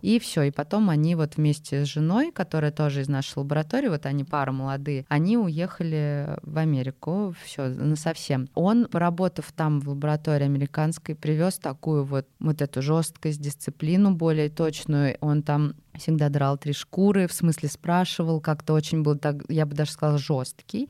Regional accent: Moscow Oblast, Russia; я из Подмосковья

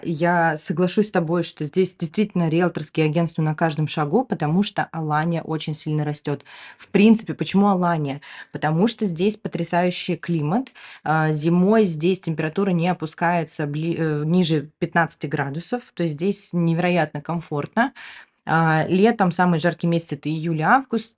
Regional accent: Ukraine; also born or lived in Moscow, Russia; now in Turkey; Я выросла в Украине

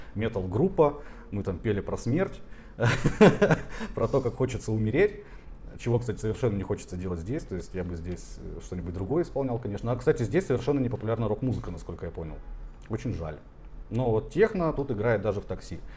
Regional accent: Tomsk, Tomsk Oblast, Russia; moved away as an adult; now in Georgia; я из Томска, э, хотя родился еще дальше.

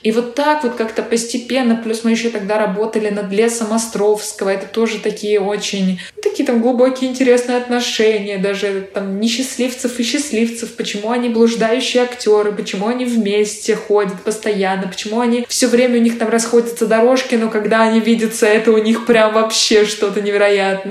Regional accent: Saint Petersburg, Russia; moved away; Да, я и родилась в Питере, и выросла в Питере, и вот до последнего момента жила в Питере

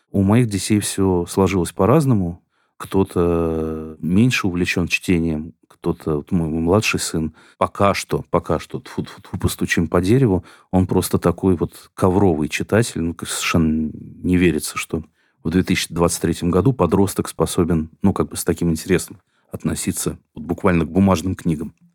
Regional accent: Kazan, Tatarstan, Russia; все думаете, что если я из Казани, то вот это мне должно быть интересно.

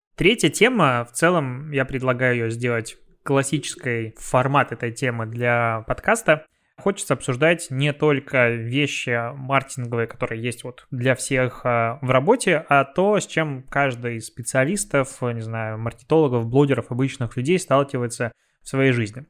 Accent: Belarus; moved away; у меня на родине. В Беларуси

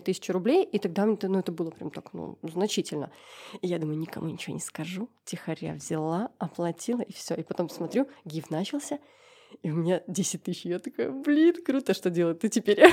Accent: Gomel, Gomel Region, Belarus; я из Гомеля

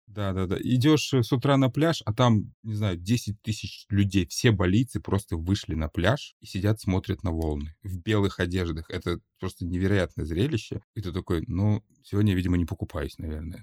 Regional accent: Russia; moved away as an adult; now in Bali, Indonesia; я из России

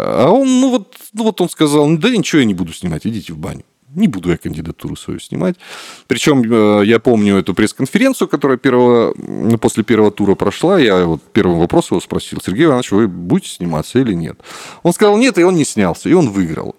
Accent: Khabarovsk, Khabarovsk Krai, Russia; moved away as an adult; now in Armenia; Я сам из Хабаровска, это Дальний Восток

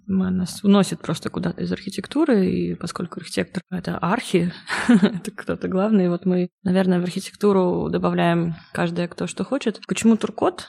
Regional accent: Nizhny Novgorod, Nizhny Novgorod Oblast, Russia; Приехала я из Нижнего Новгорода

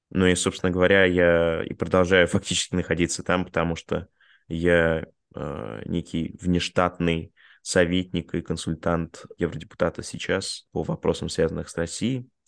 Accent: Bulgaria; born there; also born or lived in Russia; я родился в Болгарии, у меня два гражданства, у меня российское и болгарское гражданство.

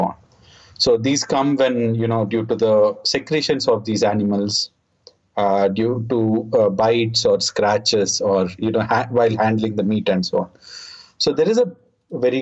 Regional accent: India; I'm from India.

